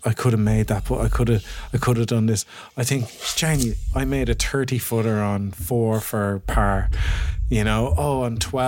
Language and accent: English; Ireland